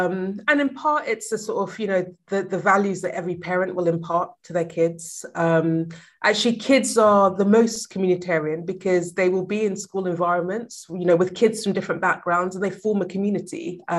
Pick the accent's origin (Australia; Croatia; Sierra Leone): Sierra Leone; also born or lived in Liberia; I was born in Liberia and then moved to Sierra Leone. So my dad's Liberian, my mom's Sierra Leonean, and me and my brothers were from both countries.